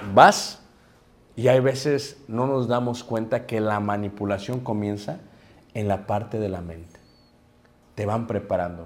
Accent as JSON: {"language": "Spanish", "region": "Mexico City", "country": "Mexico", "tie": "born or raised there", "said": "yo crecí en Ciudad de México"}